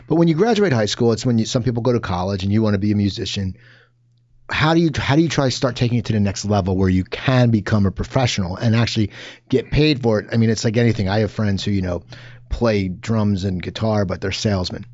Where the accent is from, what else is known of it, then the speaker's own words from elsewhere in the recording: New Jersey, United States; growing up in New Jersey